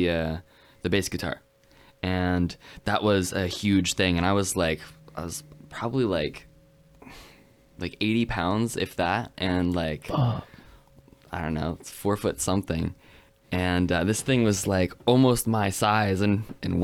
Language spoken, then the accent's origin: English; United States; I'm American.